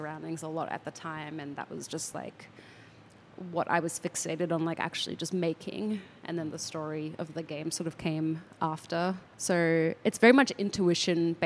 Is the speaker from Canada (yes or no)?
no; Southeast Queensland, Australia; moved away; I grew up in Southeast Queensland